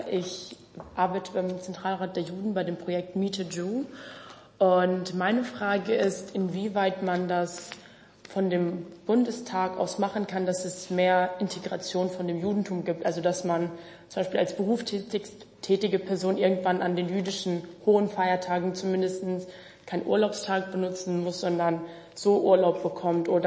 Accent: Hamburg, Germany; Äh, ich komme aus Hamburg

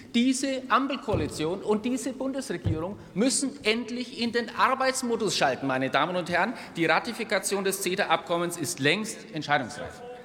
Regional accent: Germany; als Deutsche

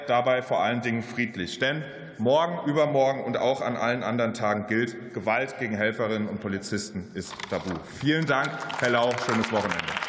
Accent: Mainz, Rhineland-Palatinate, Germany; in meiner Heimat Mainz

